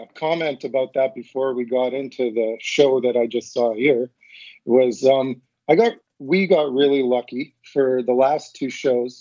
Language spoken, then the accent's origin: English; Regina, Saskatchewan, Canada; We're from Regina, which is about 2.5 hours away from Saskatoon.